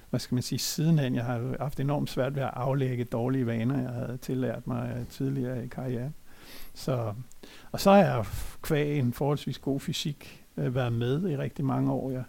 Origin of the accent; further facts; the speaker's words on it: Copenhagen, Capital Region of Denmark, Denmark; jeg er født og opvokset i København i Brøndshøj